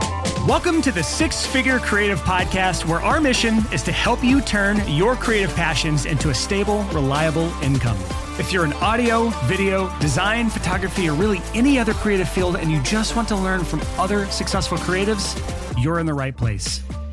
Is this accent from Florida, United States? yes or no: no; Alabama, United States; I'm from Alabama.